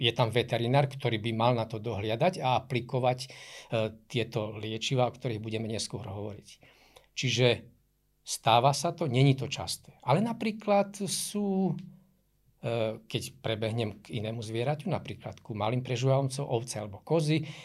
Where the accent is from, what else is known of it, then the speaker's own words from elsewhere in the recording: Košice, Košice Region, Slovakia; keďže pochádzam z Košic, aj pracujem v Košiciach